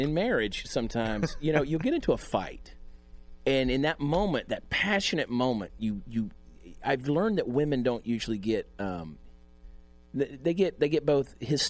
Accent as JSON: {"language": "English", "town": "Augusta", "region": "Georgia", "country": "United States", "tie": "born or raised there", "said": "He's from my hometown, Augusta, Georgia"}